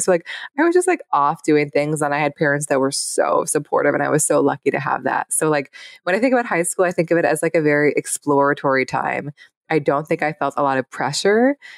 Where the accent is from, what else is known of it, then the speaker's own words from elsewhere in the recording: Seattle, Washington, United States; I grew up in Seattle.